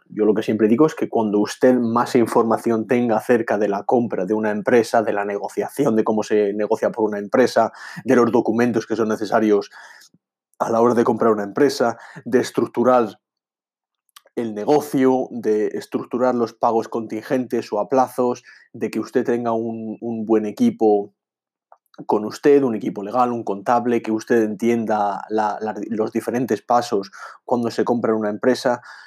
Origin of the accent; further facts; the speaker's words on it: Madrid, Community of Madrid, Spain; moved away; also born or lived in England; soy mitad inglés, mitad español, eh, nací en Madrid, me desarrollé en, Inglaterra